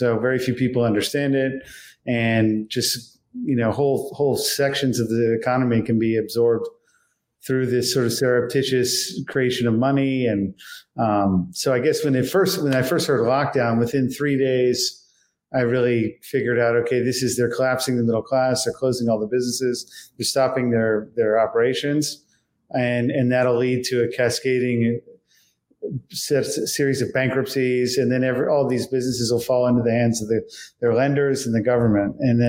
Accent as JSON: {"language": "English", "town": "Washington", "region": "District of Columbia", "country": "United States", "said": "I'm from Washington, D.C. So growing up around the problem"}